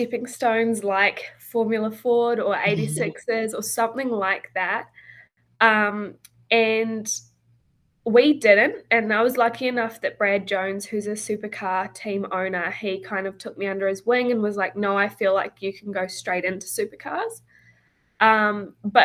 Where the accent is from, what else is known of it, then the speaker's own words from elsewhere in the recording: New Zealand; also born or lived in Australia; when I grew up, I lived in New Zealand all through high school, but I also raced in Australia